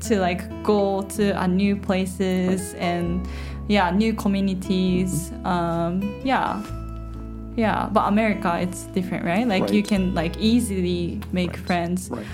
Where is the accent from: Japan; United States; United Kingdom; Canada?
Japan; I'm Japanese. I'm from Jap- Japan.